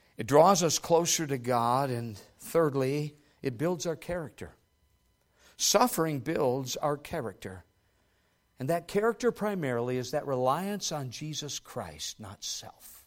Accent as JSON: {"language": "English", "country": "United States", "said": "who we are as American believers"}